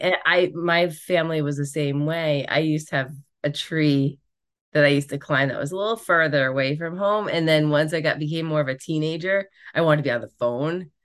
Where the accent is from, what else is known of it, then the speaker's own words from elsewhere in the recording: Rhode Island, United States; I grew up in Rhode Island